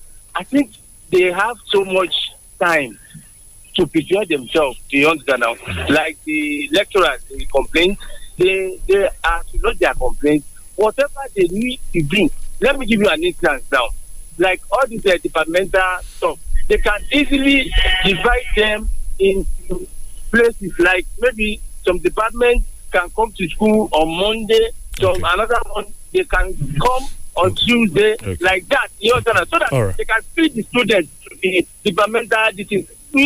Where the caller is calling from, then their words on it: Nigeria; from Shagaru.